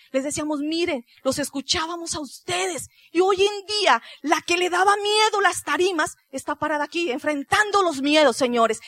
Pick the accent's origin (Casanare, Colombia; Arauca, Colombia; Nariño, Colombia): Nariño, Colombia; Pasto; moved away; allá nos dicen los pastuzos, somos del sur de Colombia